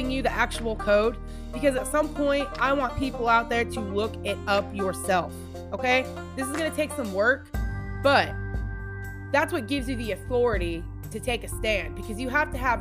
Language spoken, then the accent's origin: English; Washington, United States; moved away as an adult; also born or lived in Montana; now in Tennessee, United States; been in Washington State my whole life